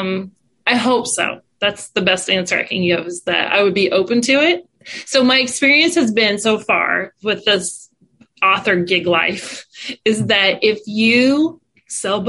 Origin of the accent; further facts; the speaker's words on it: Wichita, Kansas, United States; we're from here